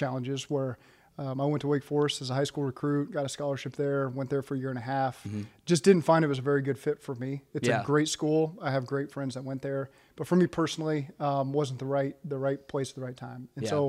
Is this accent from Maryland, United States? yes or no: no; Norman, Oklahoma, United States; I grew up in Norman, Oklahoma as an OU fan.